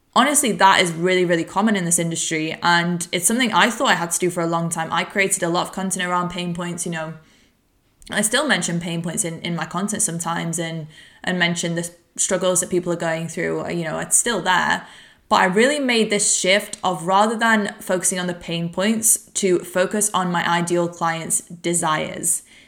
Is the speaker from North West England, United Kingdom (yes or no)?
yes; Warrington, North West England, United Kingdom; moved away; I'm recording this podcast from my hometown of Warrington